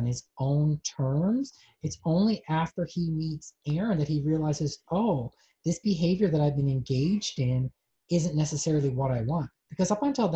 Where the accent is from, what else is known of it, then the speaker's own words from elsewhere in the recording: Newfoundland and Labrador, Canada; moved away; I grew up in Newfoundland.